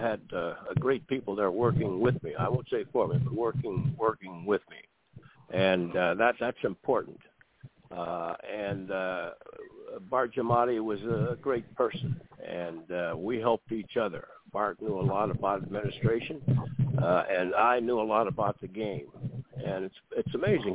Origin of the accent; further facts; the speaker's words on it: Warren, Ohio, United States; I was from Warren, Ohio